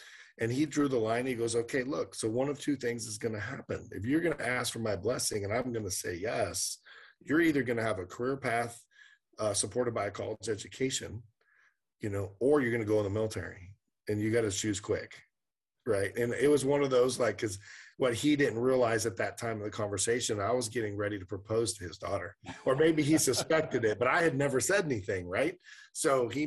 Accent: Sacramento, California, United States; We were both born and raised in Sacramento

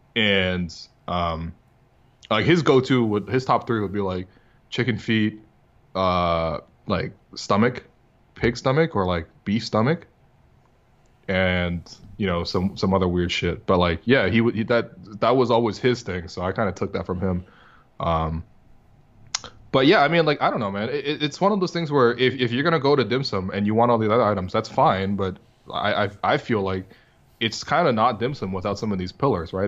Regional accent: northern China, China; now in Canada; I was growing up in China

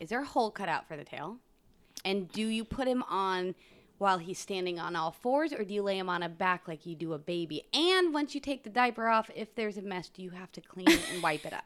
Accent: Independence, Missouri, United States; moved away; I grew up in Independence, Missouri

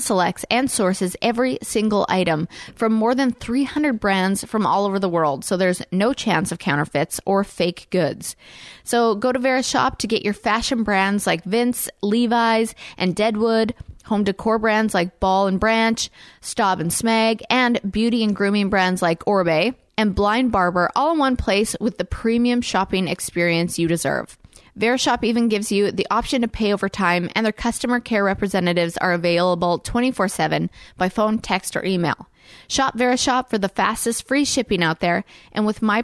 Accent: Canada; now in Nashville, United States; I'm from Canada

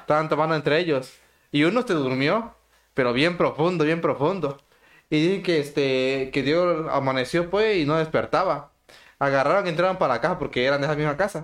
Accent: El Parral, Chiapas, Mexico; soy del Parral Chiapas, un municipio que pertenecía antes a Villacorso

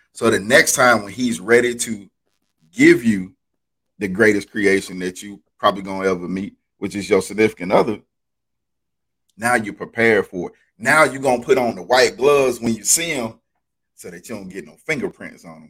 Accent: Alabama, United States; I'm from Alabama

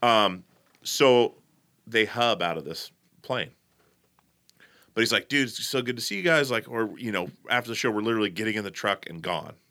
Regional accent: Portland, United States

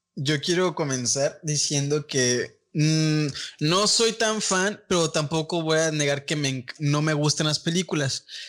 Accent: Tampico, Tamaulipas, Mexico; nosotros somos aquí de Tampico, toda esta comunidad

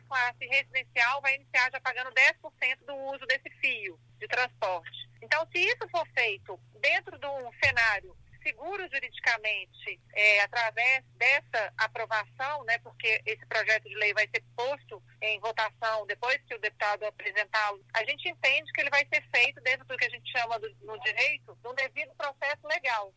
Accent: Minas Gerais, Brazil; sou do estado de Minas Gerais

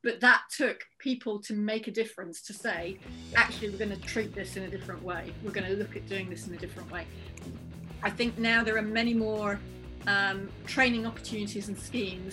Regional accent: Merseyside, North West England, United Kingdom; I was growing up on Merseyside

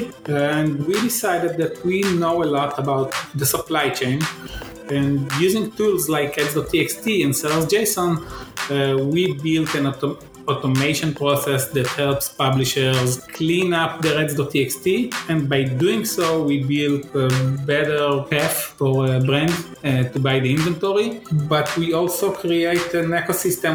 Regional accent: Bat Yam, Tel Aviv District, Israel; From near Tel Aviv. It's a suburb of Tel Aviv. It's called Bat Yam

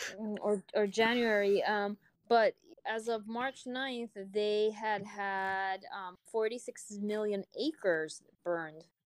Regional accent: Puerto Rico; I'm from Puerto Rico

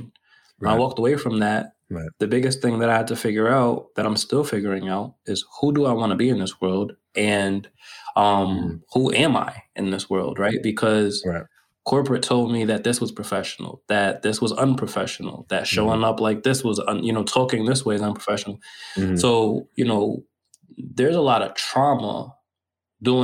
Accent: United States; somebody who's American and entitled in my being American

